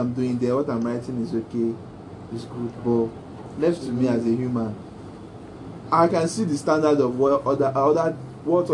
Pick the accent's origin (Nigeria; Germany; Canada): Nigeria; The world I live in Nigeria, growing up in Nigeria